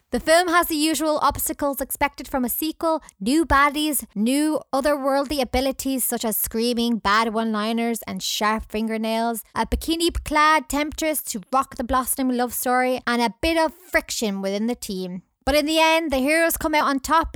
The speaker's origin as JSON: {"language": "English", "region": "Scotland", "country": "United Kingdom", "accent": "Scottish", "said": "my accent"}